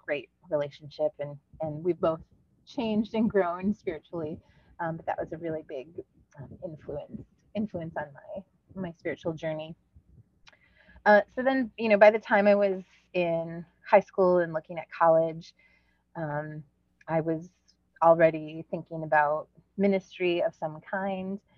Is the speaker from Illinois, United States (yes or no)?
no; Westernville, New York, United States; Westernville, New York, which is a little two street town